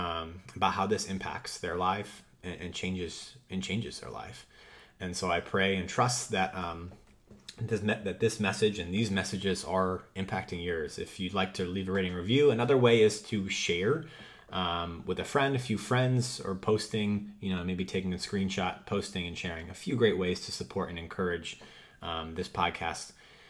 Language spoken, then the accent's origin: English; Wisconsin, United States; now in Boston, United States; I grew up in Wisconsin for a little bit, but then have been in the north in Boston area.